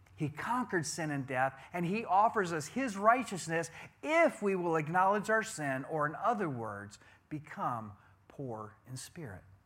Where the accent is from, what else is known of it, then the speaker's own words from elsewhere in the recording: Wisconsin, United States; I'm a cheesehead. I'm from Wisconsin.